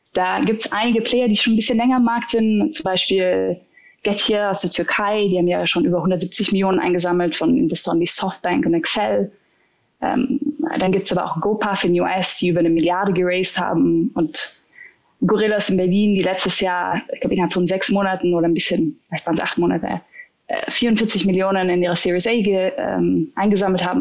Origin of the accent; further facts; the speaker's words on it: Austria; als Österreicher